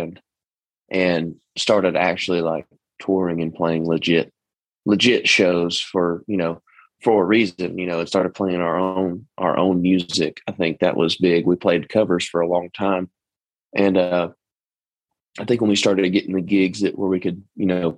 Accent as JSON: {"language": "English", "region": "East Texas", "country": "United States", "accent": "twang", "said": "I'm from Texas. I'm from East Texas too. So the twang is in there naturally"}